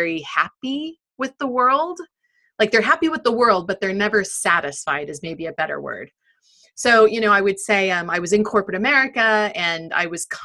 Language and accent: English; United States; now in United Kingdom; I'm very American